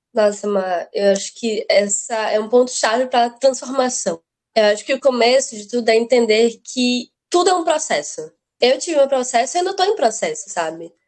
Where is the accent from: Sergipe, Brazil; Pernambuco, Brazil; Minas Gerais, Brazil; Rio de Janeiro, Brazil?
Sergipe, Brazil; Aracaju; Consegui uma bolsa para estudar em ótimos colégios aqui de Aracaju de Sergipe, que eu sou, né? Eu sou sergipano com muito orgulho